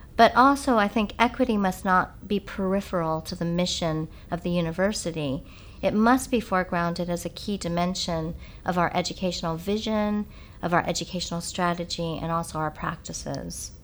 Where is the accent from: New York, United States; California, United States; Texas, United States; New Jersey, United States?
California, United States; moved away as an adult; also born or lived in England; I grew up in California, but at this time I was in England.